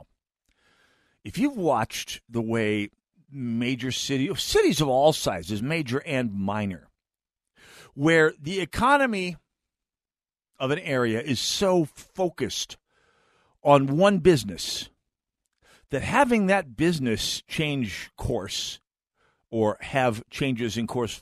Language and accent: English; North Dakota, United States; moved away as an adult; there's a lot of reasons I left North Dakota, although the place is doing very well these days. I mean, and even my hometown is doing pretty decent